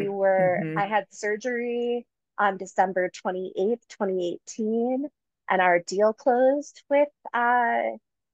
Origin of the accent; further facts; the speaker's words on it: Detroit, Michigan, United States; now in Denver, United States; I am from Detroit. I've been in Denver for about 14 years